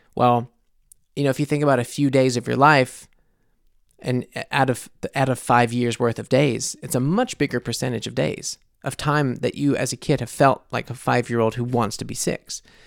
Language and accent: English; United States; moved away as an adult; now in Munich, Germany; I am obviously American living in Munich